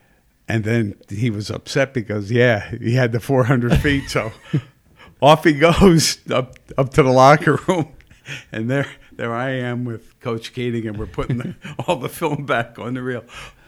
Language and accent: English; Pottsville, Pennsylvania, United States; But it's because the only reason you didn't is because we're from Pottsville, and they gave it to a guy from up in that area.